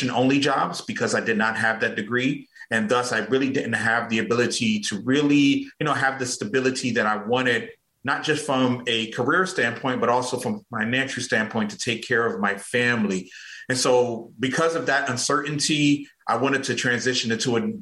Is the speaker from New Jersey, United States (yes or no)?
yes; Newark, New Jersey, United States; moved away as an adult; now in Atlanta, United States; I am originally from Newark, New Jersey, and, you know, back in 2009, I migrated to Atlanta, Georgia